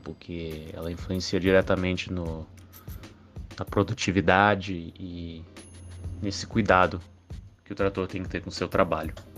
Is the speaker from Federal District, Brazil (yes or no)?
yes; Brasília, Federal District, Brazil; Sou daqui de Brasília